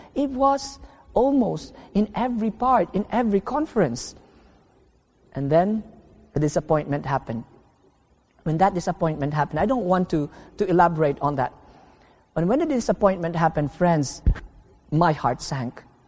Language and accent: English; Philippines; home meaning in the Philippines for two months, and home in my hometown for only two weeks